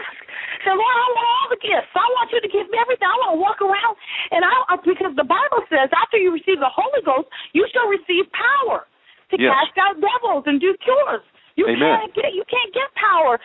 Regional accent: Niagara Falls, Ontario, Canada; moved away; I was born in Niagara Falls, Ontario

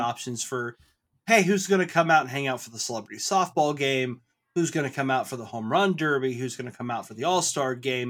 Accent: Snohomish, Washington, United States; moved away as an adult; both of us came from predominantly white neighborhoods. Like, I came from Snohomish

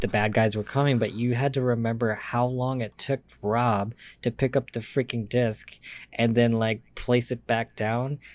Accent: Lansing, Michigan, United States; also born or lived in San Diego, California; I am from Lansing

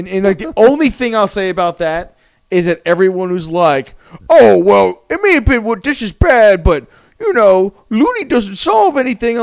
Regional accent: South Florida, United States; I was from South Florida

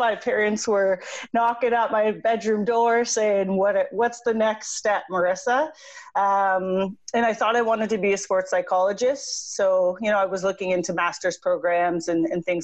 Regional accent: Windsor, Ontario, Canada; moved away as an adult; also born or lived in South Carolina; I grew up in Windsor, Ontario

